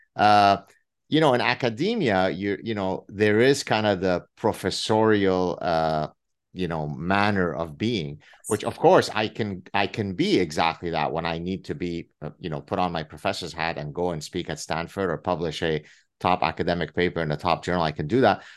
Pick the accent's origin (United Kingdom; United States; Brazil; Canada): Canada; I'm Canadian